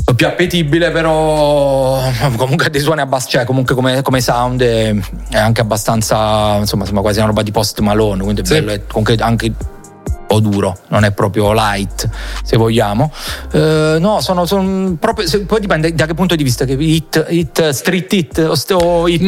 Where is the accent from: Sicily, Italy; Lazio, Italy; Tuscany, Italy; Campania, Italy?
Campania, Italy; Salerno; sono di Salerno come me